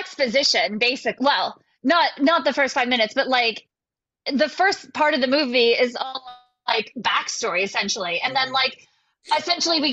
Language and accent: English; West Virginia, United States; I am from West Virginia